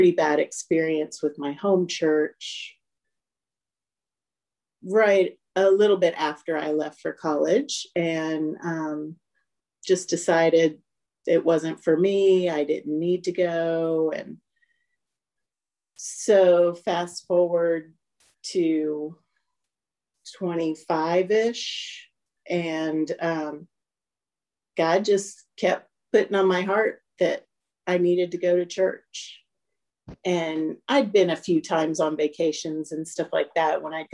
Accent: Maryland, United States; now in Newnan, United States; I grew up in Maryland, just outside of DC

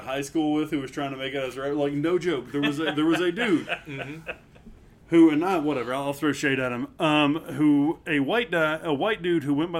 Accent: Woodfield, United States; I grew up in Woodfield. I grew up next to the Cumberland Hills

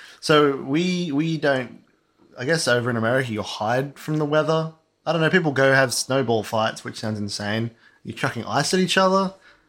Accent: Australia; So here, we're Australian. You might have picked that up from our very slight accent.

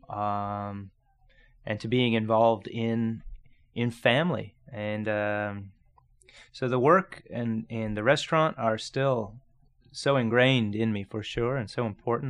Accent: Grimsby, Ontario, Canada; I grew up in Niagara, straight across the lake. Um, small town called Grimsby

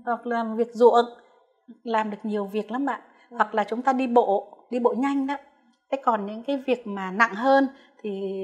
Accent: Vietnam

